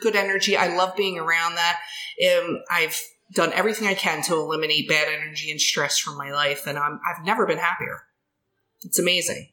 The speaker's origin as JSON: {"language": "English", "town": "Ridley Township", "region": "Pennsylvania", "country": "United States", "tie": "born or raised there", "said": "I grew up here. I grew up in Ridley Township. I live in Ridley Park"}